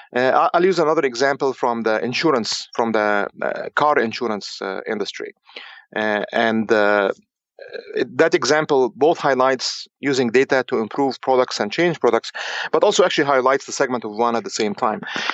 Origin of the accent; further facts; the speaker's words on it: Egypt; moved away; also born or lived in Cairo, Egypt; I'm actually from Egypt originally.